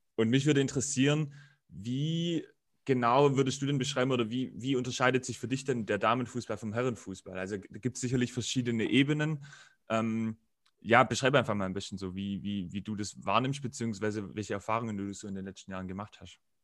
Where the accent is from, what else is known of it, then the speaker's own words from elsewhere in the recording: Rottenburg region, Baden-Württemberg, Germany; ich komme ja auch aus der Region